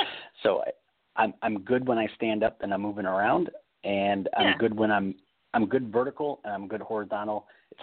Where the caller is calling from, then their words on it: California, United States; in California.